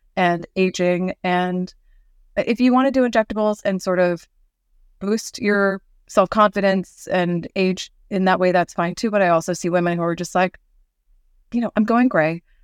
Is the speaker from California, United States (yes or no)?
yes; Northern California, United States; I grew up in Northern California